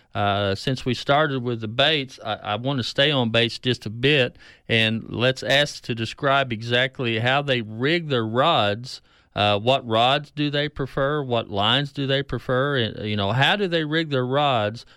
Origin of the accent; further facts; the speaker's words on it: Keystone Lake, northeastern Oklahoma, United States; growing up on Keystone